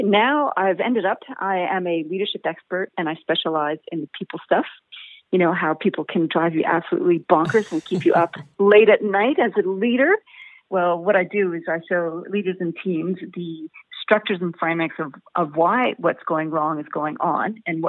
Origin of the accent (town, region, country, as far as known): Winnipeg, Manitoba, Canada; born or raised there; moved away as an adult; also born or lived in Derby, England; now in Australia